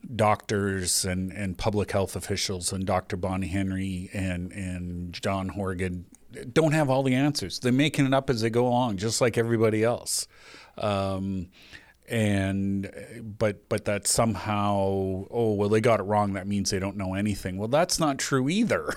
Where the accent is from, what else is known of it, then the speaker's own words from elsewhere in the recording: Canada; we're Canadian